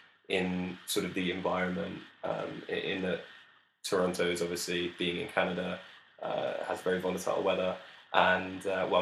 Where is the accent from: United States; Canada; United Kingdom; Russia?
United Kingdom; London; So we're both from London